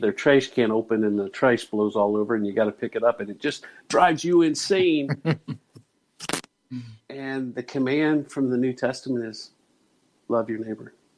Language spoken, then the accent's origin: English; Dayton, Ohio, United States; growing up in Dayton, Ohio